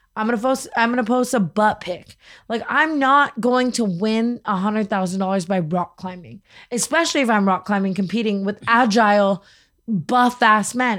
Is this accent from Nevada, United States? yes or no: yes; Las Vegas, Nevada, United States; I grew up in Vegas